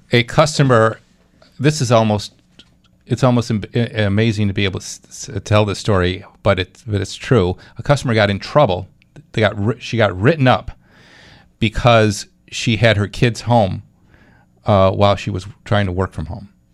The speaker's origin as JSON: {"language": "English", "town": "Clarence", "region": "New York", "country": "United States", "tie": "born or raised there", "said": "Clarence, uh, my hometown."}